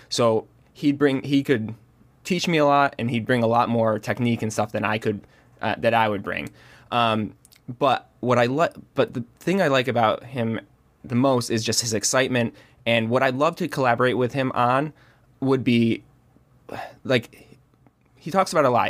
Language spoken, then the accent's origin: English; Rochester, New York, United States; I grew up in Rochester, New York, which is the home of George Eastman